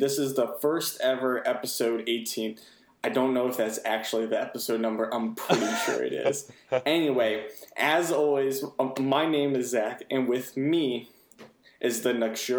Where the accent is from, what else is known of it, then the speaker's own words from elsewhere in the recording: United States; as an American